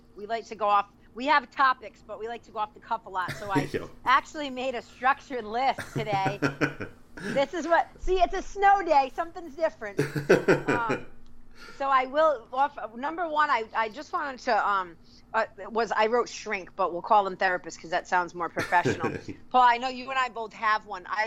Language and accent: English; New England, United States; I am born and raised in New England